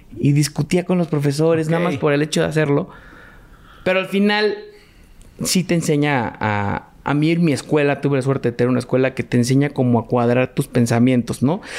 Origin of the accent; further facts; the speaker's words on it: Mexico; also born or lived in Boston, United States; toda mi vida viví aquí en México.